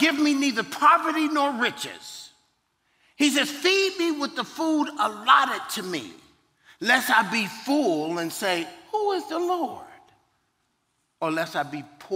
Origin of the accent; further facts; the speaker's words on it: Virginia, United States; I'm from Virginia